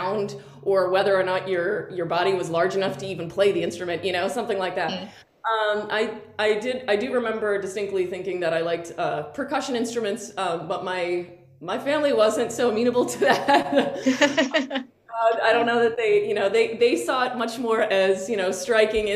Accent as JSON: {"language": "English", "town": "Brockton", "region": "Massachusetts", "country": "United States", "said": "I'm from Brockton, Massachusetts, which is the south side of Boston"}